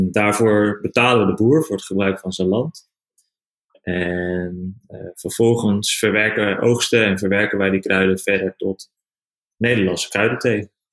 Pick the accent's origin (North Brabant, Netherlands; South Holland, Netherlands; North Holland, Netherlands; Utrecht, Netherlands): North Holland, Netherlands; Haarlem; also born or lived in Amsterdam; geboren in Haarlem en nu eh, zijn we bezig vanuit Amsterdam